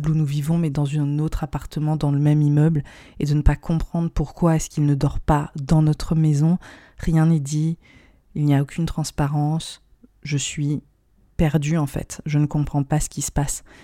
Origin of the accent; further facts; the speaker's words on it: India; Aujourd'hui, je vais vous parler de mon expérience en milieu sectaire, mon enfance en Inde, dans un environnement euh, bourré de, de dérives.